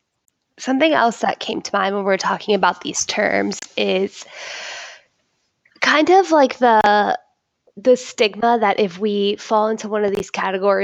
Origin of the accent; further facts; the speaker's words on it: Florida, United States; especially growing up in Florida